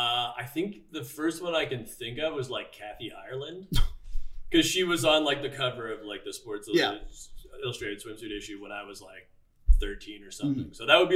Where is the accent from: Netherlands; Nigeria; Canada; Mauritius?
Canada; Toronto, Ontario; so I grew up in Scarborough, which is like, you know, East Toronto.